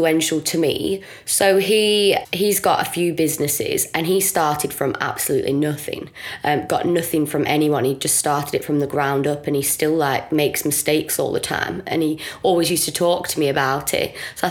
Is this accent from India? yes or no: no; Blackburn, North West England, United Kingdom; I'm just from Blackburn